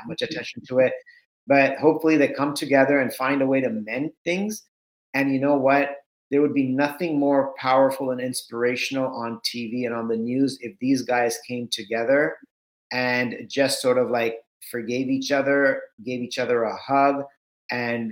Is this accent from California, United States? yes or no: yes; Southern California, United States; also born or lived in India; I grew up in Southern California. My parents had migrated from India to the US in 1980